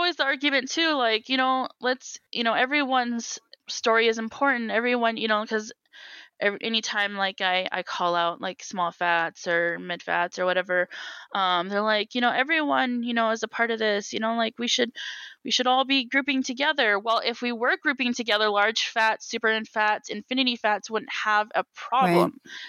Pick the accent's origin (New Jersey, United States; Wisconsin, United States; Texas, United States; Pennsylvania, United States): Wisconsin, United States; also born or lived in Minnesota; Midwest life, I mean, I was born in Wisconsin, you know, I grew up between both Minnesota and Wisconsin.